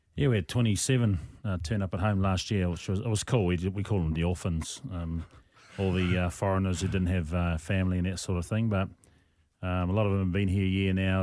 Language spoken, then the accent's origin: English; New Zealand; moved away; also born or lived in Rarotonga, Cook Islands; I was a competitive ballroom dancer as a, as a child back in New Zealand.